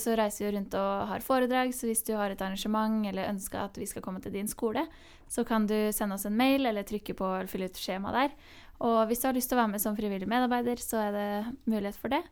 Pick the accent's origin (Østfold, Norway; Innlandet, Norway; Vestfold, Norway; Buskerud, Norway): Buskerud, Norway; Hemsedal; i Hemsedal, der jeg kommer fra, liten bygd i, mm. i Norge